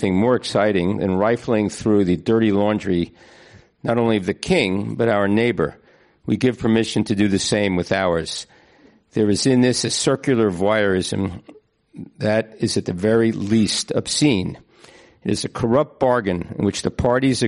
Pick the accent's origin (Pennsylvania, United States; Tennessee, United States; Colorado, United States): Pennsylvania, United States; Philadelphia; I'm from Philadelphia, where I worked there for a long time